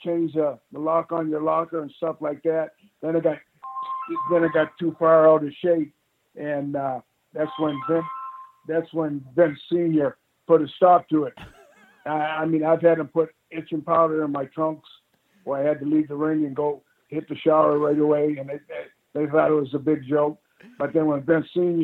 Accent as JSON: {"language": "English", "country": "Canada", "said": "being Canadian"}